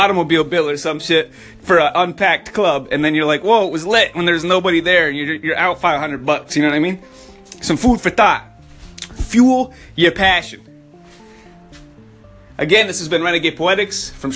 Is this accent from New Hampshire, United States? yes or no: yes; New Hampshire, United States; I'm from up north. I'm from New Hampshire